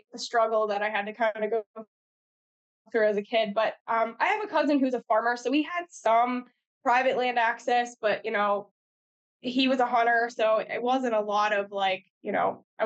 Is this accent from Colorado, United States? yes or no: no; Pennsylvania, United States; moved away as an adult; also born or lived in Missouri; now in Midwest, United States; I grew up in Pennsylvania, so like the rifle season there is basically a holiday